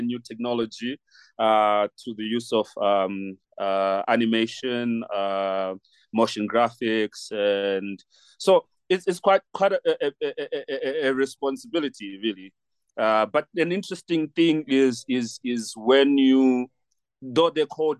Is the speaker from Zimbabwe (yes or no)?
yes; Harare, Zimbabwe; now in Lesotho; I was born in Harare, and I consider myself a Zimbabwean first and foremost. Like culturally, I'm Zimbabwean.